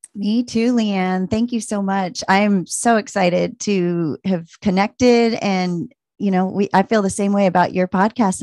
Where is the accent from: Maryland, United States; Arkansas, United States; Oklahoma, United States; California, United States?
Maryland, United States; moved away as an adult; also born or lived in Virginia / Las Vegas, Nevada / Tucson, Arizona; now in Anchorage, United States; I grew up in Maryland